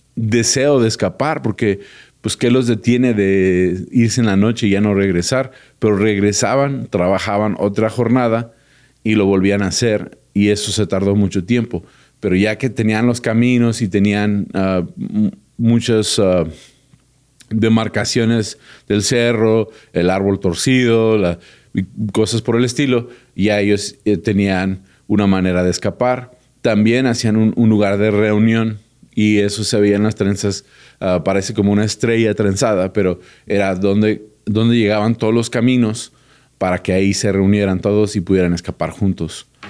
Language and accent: Spanish; United States; yo vivo en Estados Unidos y nací en Estados Unidos, mi corazón siempre está aquí en México